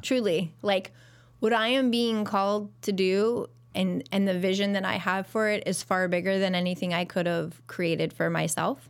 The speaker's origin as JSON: {"language": "English", "town": "Pasadena", "region": "California", "country": "United States", "tie": "born or raised there", "also_born_or_lived": "Ohio", "moved": "as an adult", "lives_now": "Chicago, United States", "said": "I grew up in California area, right outside of Pasadena"}